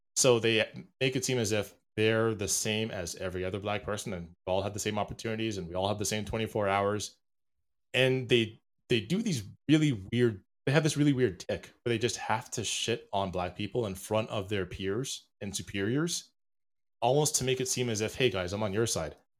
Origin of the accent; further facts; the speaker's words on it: Jamaica; I am a, a Jamaican chauvinist